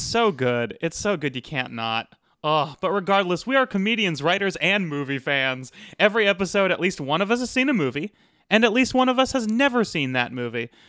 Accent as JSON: {"language": "English", "region": "Arizona", "country": "United States", "moved": "yes", "lives_now": "Los Angeles, United States", "said": "I'm from Arizona"}